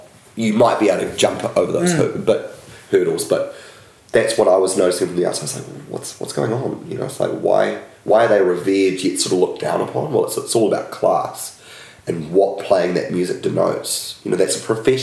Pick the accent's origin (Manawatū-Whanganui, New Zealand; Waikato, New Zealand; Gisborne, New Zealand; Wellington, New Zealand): Wellington, New Zealand; I grew up in Wellington